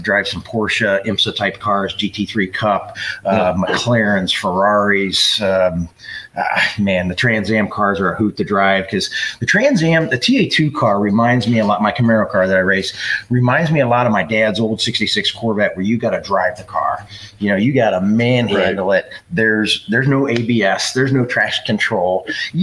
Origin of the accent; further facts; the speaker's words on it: Stow, Ohio, United States; So I grew up in Stowe, which is not too far from here